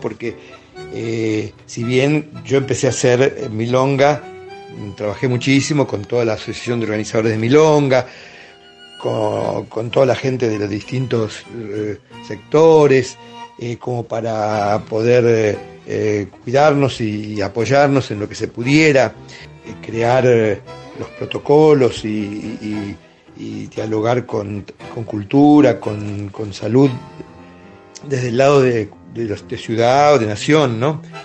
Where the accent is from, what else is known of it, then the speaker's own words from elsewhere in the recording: Temperley, Buenos Aires Province, Argentina; also born or lived in Avellaneda; yo nací en Avellaneda, me crié en Temperley